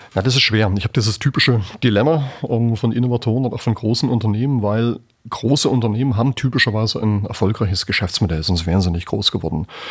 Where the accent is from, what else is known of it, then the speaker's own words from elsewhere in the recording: Germany; als Deutsche